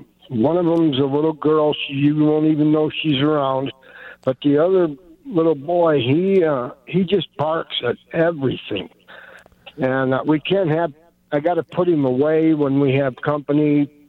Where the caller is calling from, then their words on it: Prescott Valley, Arizona, United States; Prescott Valley. Not